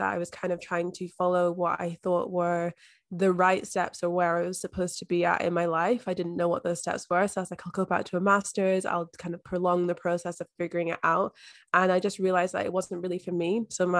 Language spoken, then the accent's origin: English; Scotland, United Kingdom; moved away as an adult; now in Australia; So I am originally from Scotland, but I've been living here in Australia for the past 5 years now.